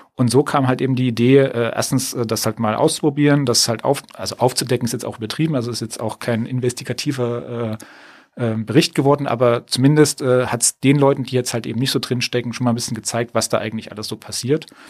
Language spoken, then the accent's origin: German; edge of the Thuringian Forest, Germany; now in Hamburg, Germany; ich bin so am Rand vom Thüringer Wald aufgewachsen, in einer Kleinstadt